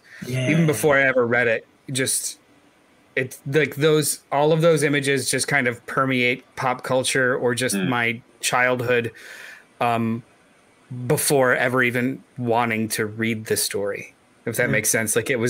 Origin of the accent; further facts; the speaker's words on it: Florida, United States; moved away; I used to live in Florida. I grew up in Florida.